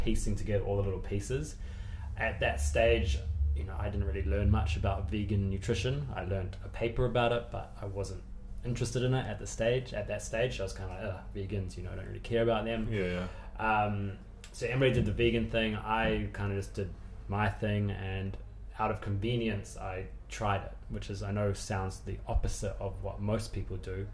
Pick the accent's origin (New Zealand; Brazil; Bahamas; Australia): New Zealand; moved away as an adult; also born or lived in London; now in United Kingdom; originally, I'm from New Zealand, which is obviously the farthest place in the world from here. Um, and I grew up like a traditional Kiwi